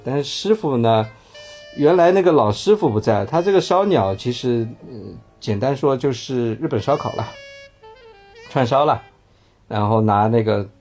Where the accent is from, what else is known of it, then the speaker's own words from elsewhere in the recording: Shanghai, China; 我们上海人说馒头，馒头它就是实心的啊，纯面粉的